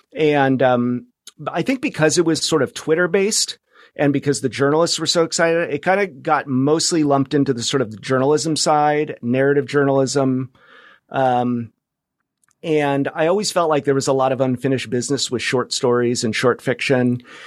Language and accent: English; Fresno, California, United States; moved away as an adult; also born or lived in New York / Bay Area / Palm Springs / Los Angeles; now in Seattle, United States; I grew up in California. I grew up in Fresno